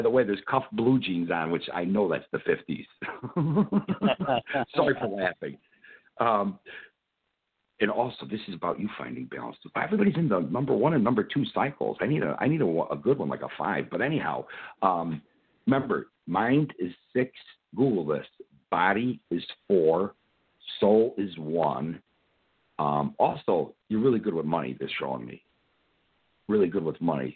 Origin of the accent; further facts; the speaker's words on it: Chicago, Illinois, United States; I'm from Chicago